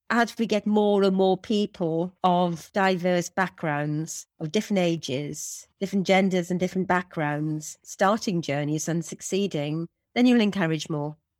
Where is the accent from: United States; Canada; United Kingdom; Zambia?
United Kingdom; Wales; I'm a Welsh woman that's five foot tall.